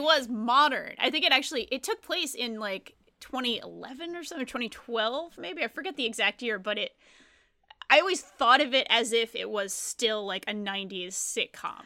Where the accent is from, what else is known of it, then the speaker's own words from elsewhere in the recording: Rhode Island, United States; moved away; I didn't grow up in a small town, but I grew up in Rhode Island